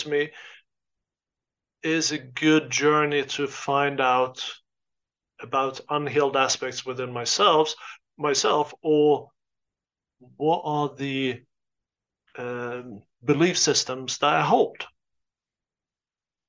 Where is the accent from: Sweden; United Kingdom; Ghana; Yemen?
Sweden; moved away as an adult; also born or lived in United States; I grew up in Sweden. I am Swedish. I lived there for the first 22 years of my life.